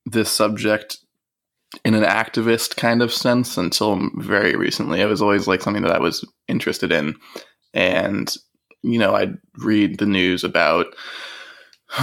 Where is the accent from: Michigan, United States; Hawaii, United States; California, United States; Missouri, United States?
California, United States; Marin County; moved away as an adult; also born or lived in Washington State; I'm from Marin County in California, in the Bay Area, and I went to high school there